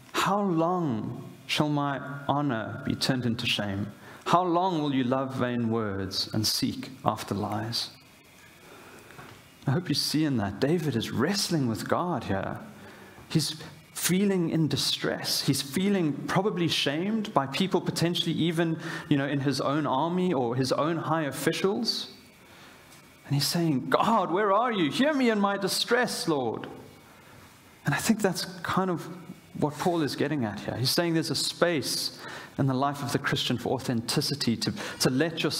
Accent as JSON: {"language": "English", "country": "South Africa", "tie": "born or raised there", "moved": "yes", "said": "as a South African"}